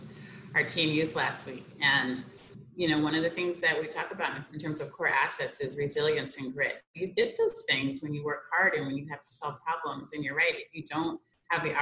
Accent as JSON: {"language": "English", "town": "Portland", "region": "Oregon", "country": "United States", "tie": "born or raised there", "also_born_or_lived": "Washington, D.C.", "moved": "yes", "said": "grew up, born and raised in Portland"}